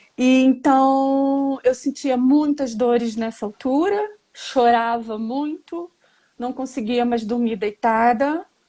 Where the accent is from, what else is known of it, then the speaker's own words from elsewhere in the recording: Rio de Janeiro, Brazil; moved away as an adult; now in Portugal; Tenho 49 anos, sou do Rio de Janeiro.